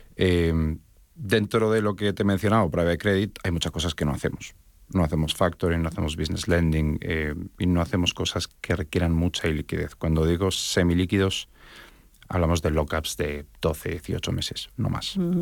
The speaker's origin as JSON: {"language": "Spanish", "country": "Spain", "moved": "yes", "lives_now": "Miami, United States", "said": "realmente soy de origen español, mi acento me delata"}